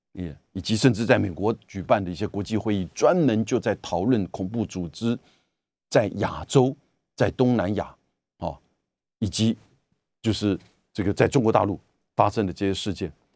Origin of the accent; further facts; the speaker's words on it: Taiwan; 我们台湾这边